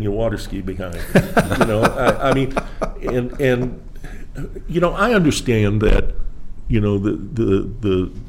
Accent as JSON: {"language": "English", "town": "Milwaukee", "region": "Wisconsin", "country": "United States", "tie": "born or raised there", "also_born_or_lived": "Jacksonville, Florida / Spartanburg, South Carolina", "moved": "as an adult", "lives_now": "South Carolina, United States", "said": "I grew up in Wisconsin in Milwaukee, yep. I was just a kid there. South side of Milwaukee."}